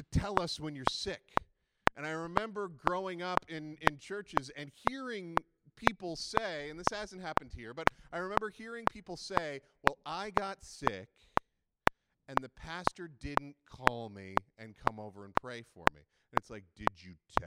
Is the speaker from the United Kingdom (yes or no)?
no; Canada; we're very Canadian